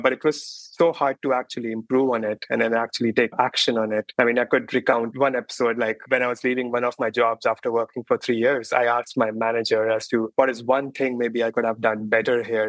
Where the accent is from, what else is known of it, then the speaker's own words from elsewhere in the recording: India; moved away as an adult; now in Bay Area, United States; I grew up in India and then, but I've been in US and the Bay Area mostly for the last 10, 12 years.